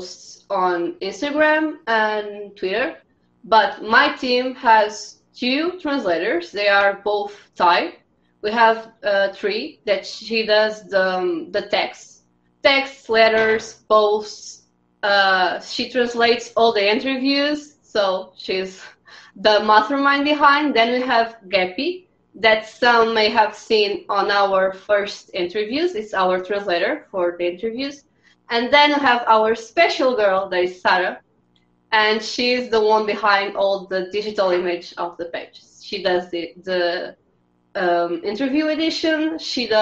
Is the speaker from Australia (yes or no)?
no; Portugal; I'm from Portugal